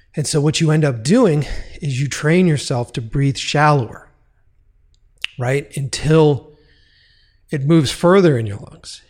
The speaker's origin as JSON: {"language": "English", "region": "East Coast", "country": "United States", "said": "we're all from the East Coast. We're all from that area."}